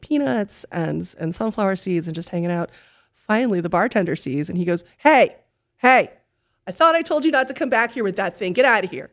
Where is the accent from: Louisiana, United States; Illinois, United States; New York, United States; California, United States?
New York, United States; New York City; moved away as an adult; now in Texas, United States; I am from New York City